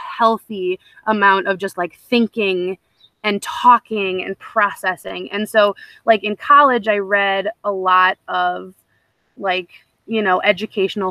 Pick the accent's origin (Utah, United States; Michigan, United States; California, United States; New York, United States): Michigan, United States; Petoskey; moved away; I grew up in Northern Michigan, in this, like, very idyllic little bubble of Petoskey area